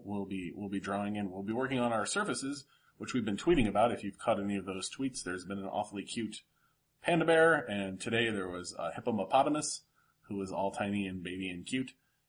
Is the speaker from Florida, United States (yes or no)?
yes; South Florida, United States; now in Cincinnati, United States; we grew up in South Florida